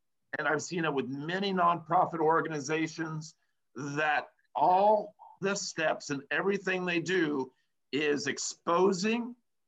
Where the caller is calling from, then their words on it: Los Angeles, California, United States; I'm proud to say that I'm coming in from Los Angeles, California right now.